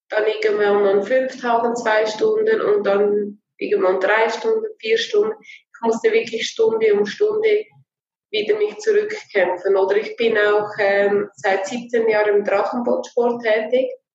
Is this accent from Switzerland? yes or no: yes; Switzerland; bei uns in der Schweiz